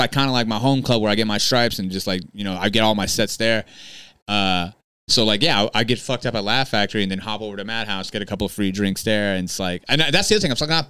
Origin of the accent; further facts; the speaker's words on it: California, United States; Cause like I'm the entertainer and then I'm from California all of a sudden.